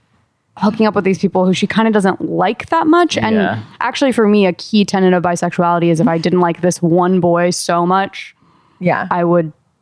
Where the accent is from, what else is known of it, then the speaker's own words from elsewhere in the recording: Midwest, United States; I'm from the Midwest